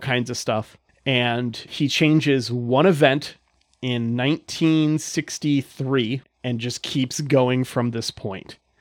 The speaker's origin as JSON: {"language": "English", "country": "United States", "said": "I'm from America"}